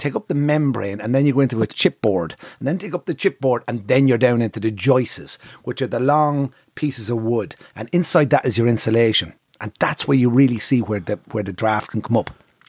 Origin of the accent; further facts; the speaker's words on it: Navan, Leinster, Ireland; I used to be into Heinz tomato sauce when I came from Navan.